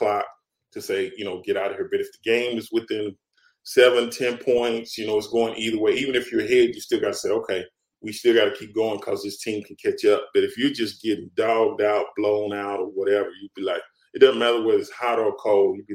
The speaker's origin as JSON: {"language": "English", "town": "Dallas", "region": "Texas", "country": "United States", "tie": "born or raised there", "lives_now": "Houston, United States", "said": "I grew up in Dallas"}